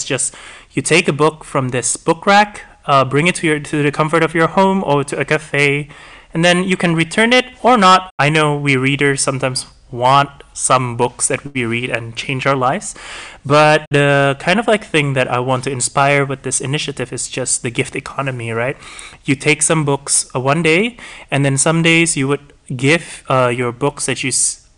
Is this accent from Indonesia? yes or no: yes; Indonesia; I'm from Indonesia